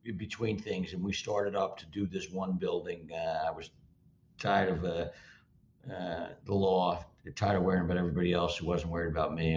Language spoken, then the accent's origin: English; Livingston, New Jersey, United States; also born or lived in New York City / California; I grew up in North, North Livingston, and yep. uh, I spent a few years in uh, New York City, a few years in California, but by and large, uh, Jersey, uh, born and bred, and uh, there now